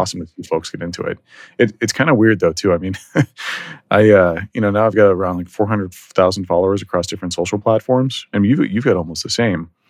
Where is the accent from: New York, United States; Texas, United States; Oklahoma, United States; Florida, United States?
Texas, United States; Dallas; also born or lived in San Francisco; now in Texas, United States; I'm originally from Dallas, left Dallas, went to San Francisco